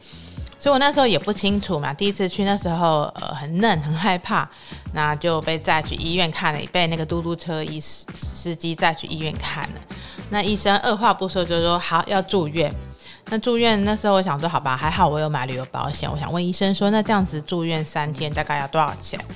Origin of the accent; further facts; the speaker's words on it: Taiwan; 我说：“哦，台湾。”